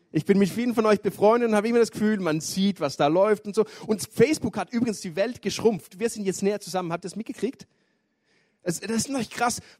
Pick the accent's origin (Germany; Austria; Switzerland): Switzerland; ich bin aus der Schweiz, ich wohne in Chur, gehe dort in die ISF Church in Chur.